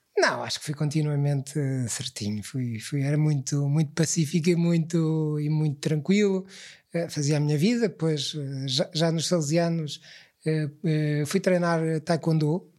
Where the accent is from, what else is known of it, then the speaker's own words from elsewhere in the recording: Lisbon, Portugal; eu cresci em Lisboa, eu, eu, já nasci em Lisboa